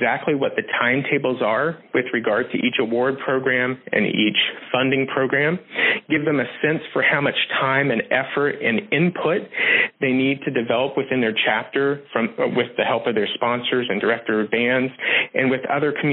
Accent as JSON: {"language": "English", "region": "Southern West Virginia", "country": "United States", "moved": "yes", "lives_now": "Pittsburgh, United States", "said": "I'm originally from Southern West Virginia"}